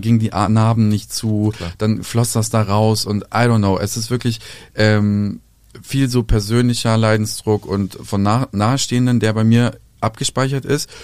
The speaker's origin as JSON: {"language": "German", "country": "Serbia", "said": "bei uns in Serbien"}